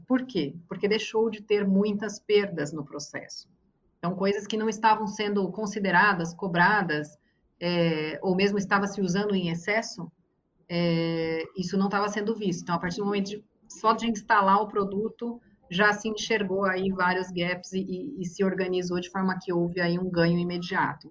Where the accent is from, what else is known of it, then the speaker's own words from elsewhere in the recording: Brazil; como brasileira